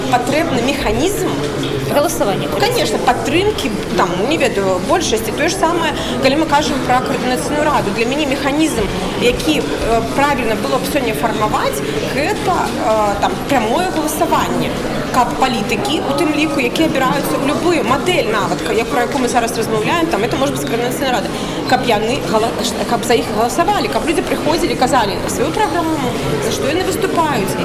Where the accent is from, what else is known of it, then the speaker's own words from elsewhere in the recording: Belarus; Как бы белорусы – миролюбивая нация.